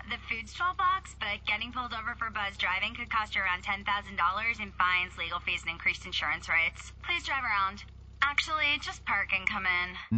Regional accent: Sonoma County, California, United States; moved away; I grew up in Sonoma County, California

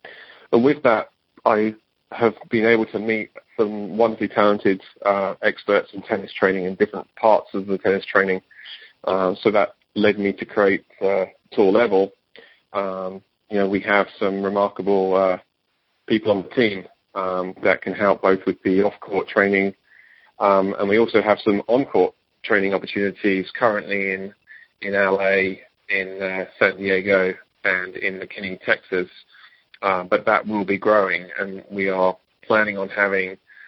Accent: England, United Kingdom; moved away; my home country or country of origin, England

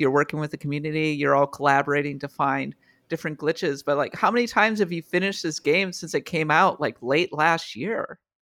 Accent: Minnesota, United States; moved away; my hometown, my homeland of, uh, of Minnesota

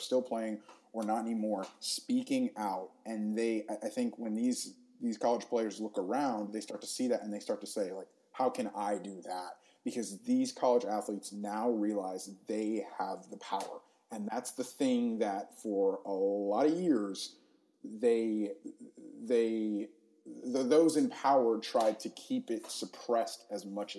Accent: Gainesville, Florida, United States; I'm also from Gainesville, Florida. So I grew up going to Florida games

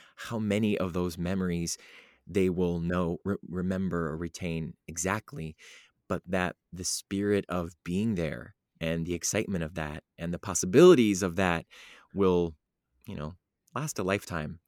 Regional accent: Cleveland, Ohio, United States; I grew up in Cleveland, Ohio

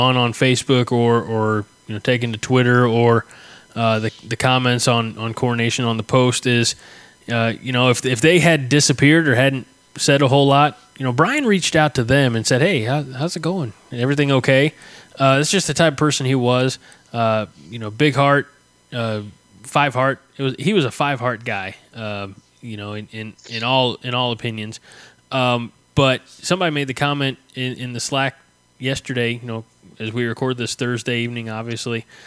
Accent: Southern Illinois, United States; McKendree University, which is 10 minutes from my hometown. I mean, it's right here in Southern Illinois

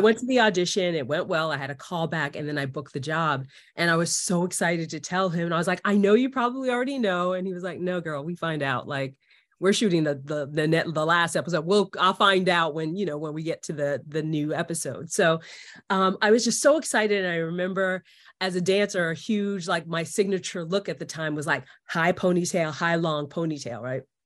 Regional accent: New York City, New York, United States; moved away as an adult; now in Los Angeles, United States; because I'm from New York, I'm from Queens, New York

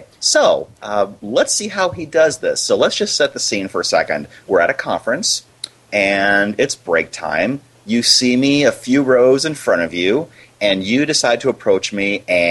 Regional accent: Iowa, United States; now in Arizona, United States; No, I grew up in Iowa.

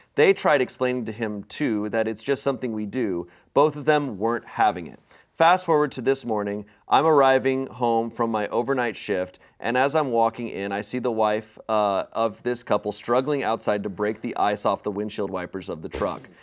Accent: Arizona, United States; also born or lived in Virginia; now in Los Angeles, United States; growing up in Arizona

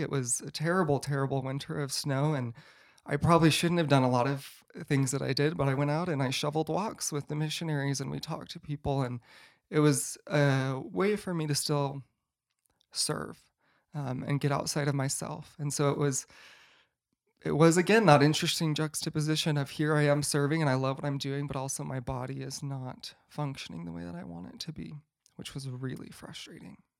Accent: Boise, Idaho, United States; I grew up in Boise, Idaho, so just not too far away

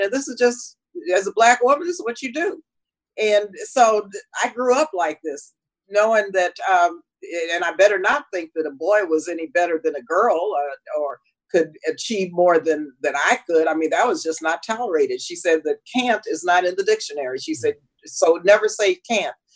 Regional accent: El Paso, Texas, United States; I was born and raised in El Paso, Texas

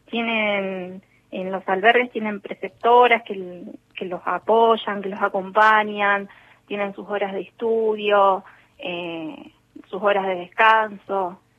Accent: Bahía Blanca, Buenos Aires Province, Argentina; moved away as an adult; also born or lived in Minas Department, Neuquén; now in Neuquén, Argentina; Yo en realidad soy de Bahía Blanca y llegué acá al departamento Minas por medio de la iglesia

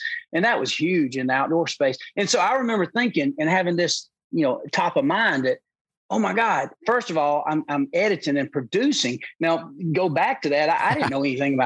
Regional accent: Georgia, United States; growing up in Georgia

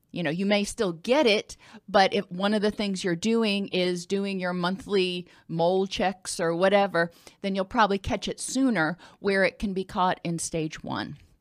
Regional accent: the South, United States; I'm from the South

